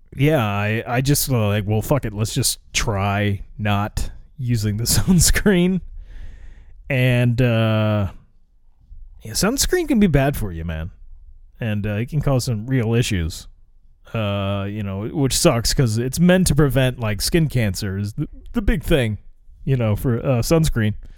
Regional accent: United States; I live in America

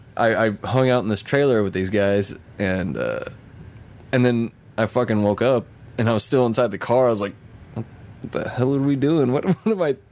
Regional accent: Missouri, United States; I'm really from Missouri

